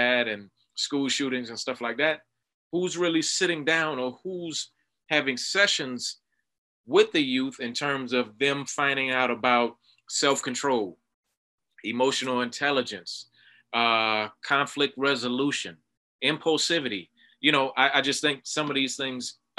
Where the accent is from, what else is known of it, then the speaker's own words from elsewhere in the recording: Miami, Florida, United States; growing up in South Florida, Miami, Florida